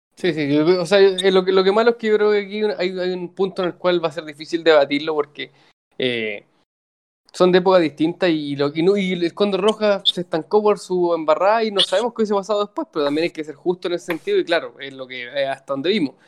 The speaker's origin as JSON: {"language": "Spanish", "country": "Chile", "said": "lo digo como chileno"}